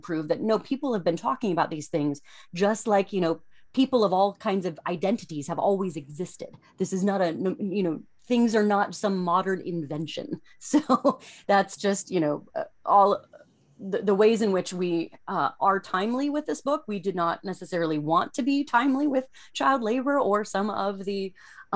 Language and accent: English; Cincinnati, Ohio, United States; My hometown is Cincinnati